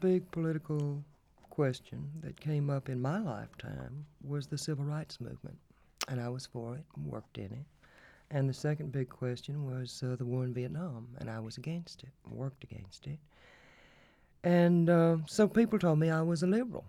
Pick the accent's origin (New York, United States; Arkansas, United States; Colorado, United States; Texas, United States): Texas, United States; Lovelady; accent: Texas accent; also born or lived in Minneapolis, Minnesota; grew up in, in a small town in East Texas, Love Lady, Texas